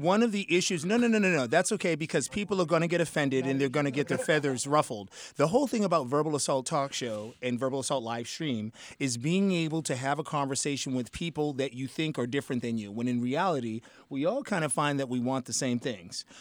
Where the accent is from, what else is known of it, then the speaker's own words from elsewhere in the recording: Boston, Massachusetts, United States; I was brought up as an upper middle class African American. And, and, and I'm from Boston, Mass